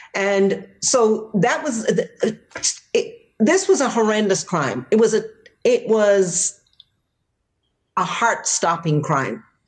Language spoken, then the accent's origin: English; Jamaica; moved away as an adult; also born or lived in Boston, United States; now in United States; I'm from Jamaica and I was already an adult by the time I came to the United States.